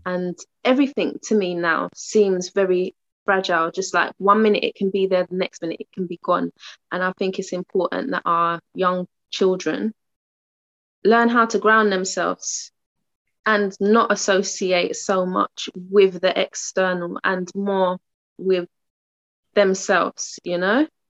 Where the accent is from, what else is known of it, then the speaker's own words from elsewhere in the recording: London, United Kingdom; moved away as an adult; now in Uxbridge, United Kingdom; moving from my hometown, um, Tottenham, to Uxbridge.